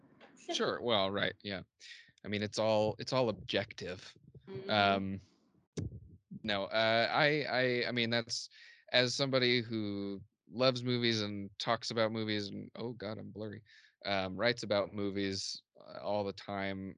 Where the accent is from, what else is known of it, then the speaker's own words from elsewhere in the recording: Columbus, Indiana, United States; my hometown Columbus, Indiana, as boring. I think it's a really cool small town, uh, especially for Southern Indiana